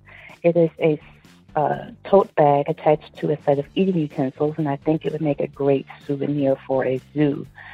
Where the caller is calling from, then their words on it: Detroit, Michigan, United States; I'm calling from Detroit.